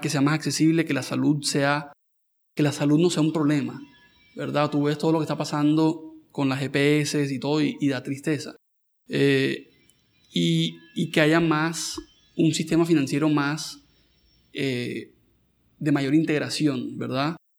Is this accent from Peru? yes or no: no; Colombia; nuestra vida acá en Colombia